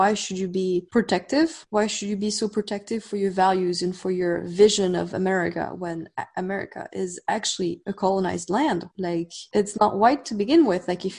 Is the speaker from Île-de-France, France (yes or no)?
yes; Paris, Île-de-France, France; now in Los Angeles, United States; I was telling her that I was from Paris.